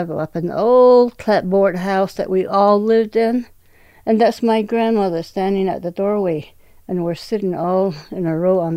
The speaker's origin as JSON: {"language": "English", "area": "Red Water Pond community", "region": "New Mexico", "country": "United States", "said": "I am from the Redwater Pond community, 12 miles north of Church Rock, which is east of Gallup, in the state of New Mexico."}